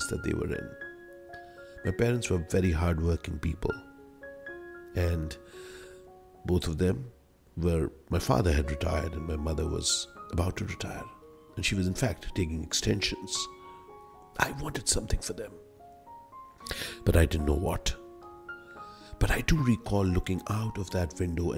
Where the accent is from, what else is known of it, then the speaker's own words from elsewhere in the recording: Delhi, India; So I was born in Delhi. I initially lived in Karol Bagh, then moved to Lakshminagar, which was across the Yamuna